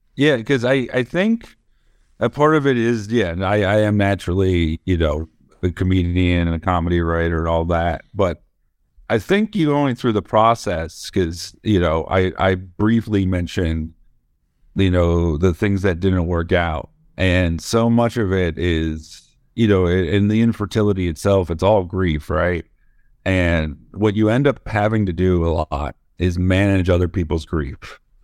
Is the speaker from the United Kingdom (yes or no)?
no; Florida, United States; moved away; I was born in Florida